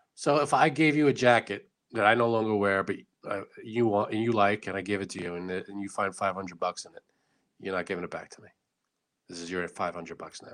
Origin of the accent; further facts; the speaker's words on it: United States; I'm an American with Italian descent